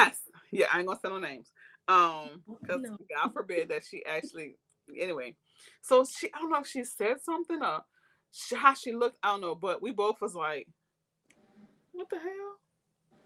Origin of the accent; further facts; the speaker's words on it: New Orleans, Louisiana, United States; I grew up in Lower Ninth Ward